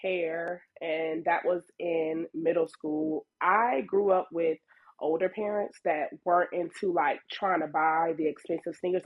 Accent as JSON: {"language": "English", "town": "Virginia Beach", "region": "Virginia", "country": "United States", "said": "I'm from Virginia Beach."}